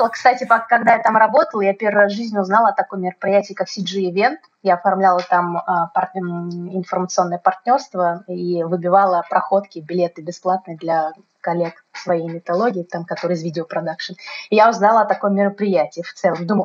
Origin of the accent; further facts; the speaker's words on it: Moscow, Russia; moved away as an adult; now in Krasnodar, Russia; я изначально из Москвы, да, это весь мой опыт был э, московский.